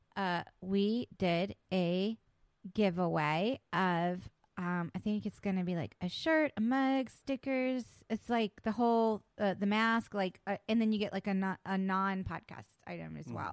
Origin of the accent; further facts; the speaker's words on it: West Virginia, United States; I was born in West Virginia.